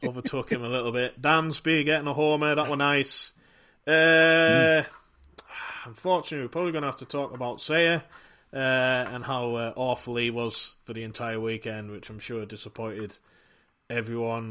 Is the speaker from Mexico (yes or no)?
no; United Kingdom; People don't understand my accent in America, so I didn't really get to talk to that many people about anything. So getting to hang out with fellow Brits